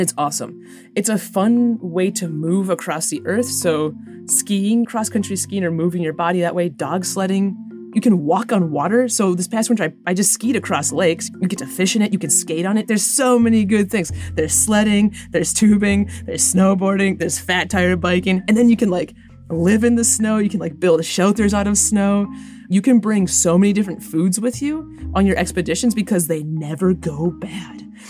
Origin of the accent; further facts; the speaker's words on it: Minnesota, United States; I born and raised in Minnesota